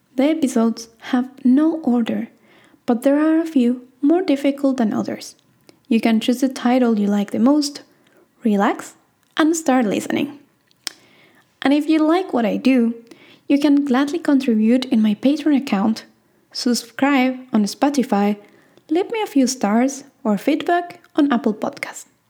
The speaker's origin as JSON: {"language": "English", "country": "Argentina", "said": "I am from Argentina"}